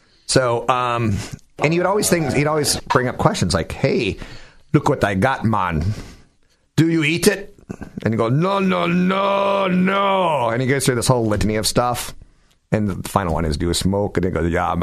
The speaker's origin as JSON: {"language": "English", "town": "Mountain View", "region": "California", "country": "United States", "tie": "born or raised there", "said": "on El Camino in my hometown"}